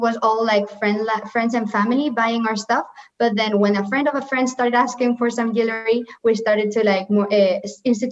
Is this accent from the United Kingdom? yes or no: no; Valencia, Valencian Community, Spain; moved away as an adult; now in Madrid, Spain; I come from Valencia